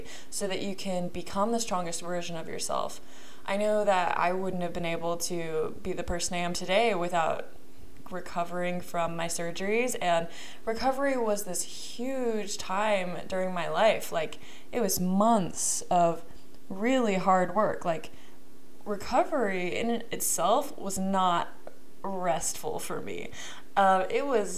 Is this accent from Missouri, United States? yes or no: yes; Kansas City, Missouri, United States; moved away; I am from Kansas City